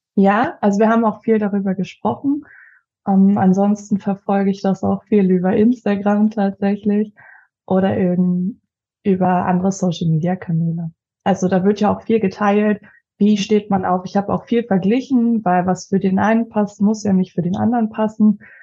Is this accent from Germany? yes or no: yes; Leipzig, Saxony, Germany; Ich komme aus Leipzig